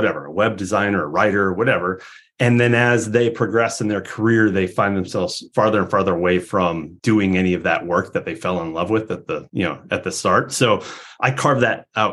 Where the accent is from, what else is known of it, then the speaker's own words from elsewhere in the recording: Peoria, Illinois, United States; moved away; I'm from Peoria, Illinois originally